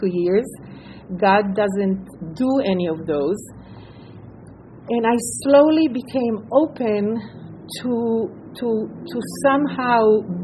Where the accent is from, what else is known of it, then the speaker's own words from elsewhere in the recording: Israel; moved away; I grew up in Israel